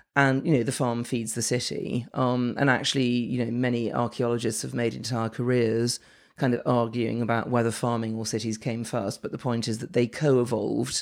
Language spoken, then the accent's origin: English; London, United Kingdom; I'm from London, born and bred